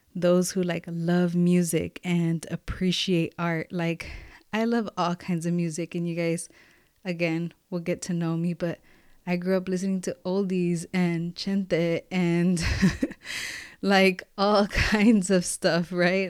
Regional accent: Los Angeles, California, United States; I grew up in Watts

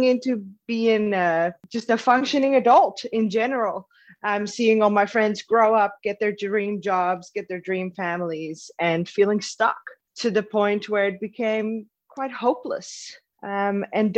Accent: Netherlands; moved away as an adult; now in Melbourne, Australia; I'm in Melbourne, Australia. I'm originally from Holland, though, so I've moved here about 8 years ago

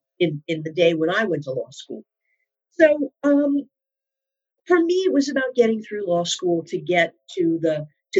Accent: Philadelphia, Pennsylvania, United States; moved away as an adult; now in New York, United States; I've lived in New York now most of my, well, actually all of my adult life, but I'm originally from the Philadelphia area.

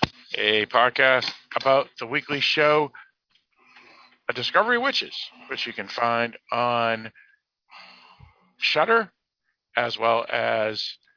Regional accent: New Hampshire, United States; I am one of your co-hosts … from the state of New Hampshire in the great U.S. of A.

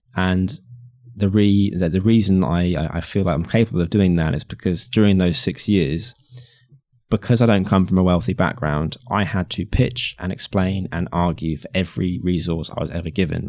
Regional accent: United Kingdom; I'm white and I'm British and I'm a guy

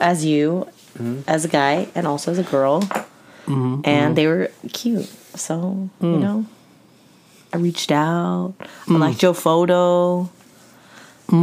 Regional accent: Orange County, California, United States; I grew up in Orange County

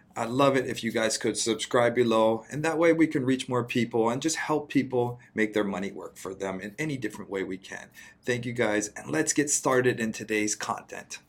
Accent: Big Island, Hawaii, United States; now in Honolulu, United States; I'm from Big Island, but I live in Oahu now

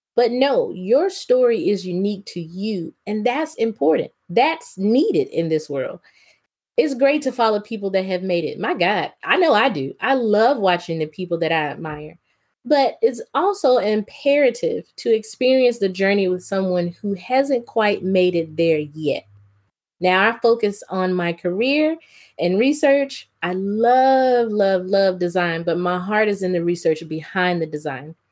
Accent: the South, United States; Growing up in the South

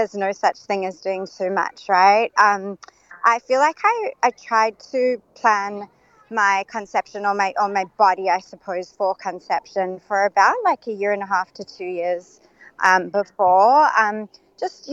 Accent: Perth, Western Australia, Australia; also born or lived in South Africa / United States; now in Sydney, Australia; So I am living in Sydney currently, but I was born in South Africa, raised in Perth

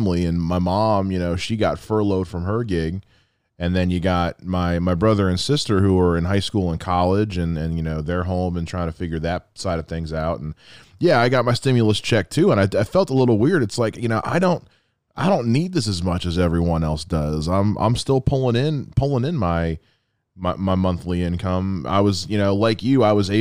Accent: the South, United States; I'm from the South

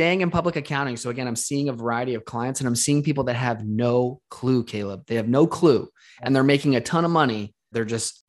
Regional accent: Las Vegas, Nevada, United States; I was born and raised in Las Vegas.

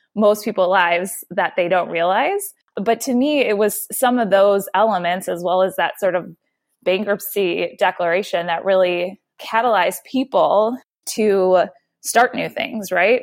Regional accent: Detroit, Michigan, United States; moved away; I was born and raised in Detroit, so it's a place that's near and dear to my heart

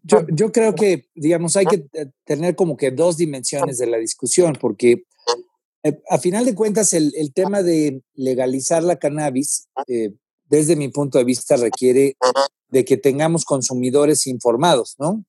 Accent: Guerrero, Mexico; Yo soy del estado de Guerrero

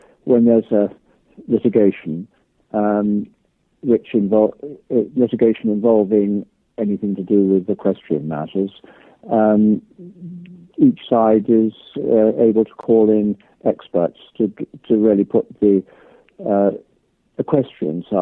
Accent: Chepstow, Wales, United Kingdom; I was born there, born in Chepstow, which is just over the Welsh border.

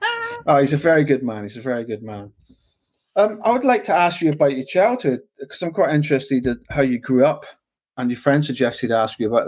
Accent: London, United Kingdom; I've lived and worked all over the UK. I've met a lot of people. I'm kind of multicultured. I grew up in London a little bit, finished school there.

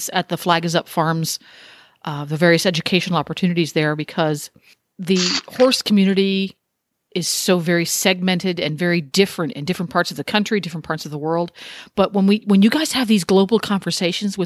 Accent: United States; I'm an American. I'm a tourist

